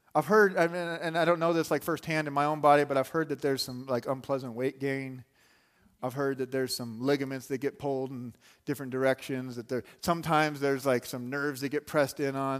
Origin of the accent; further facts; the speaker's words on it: Arizona, United States; I grew up in Arizona